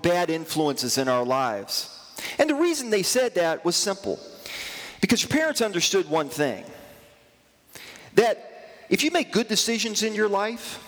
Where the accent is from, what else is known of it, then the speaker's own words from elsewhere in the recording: United States; I'm an American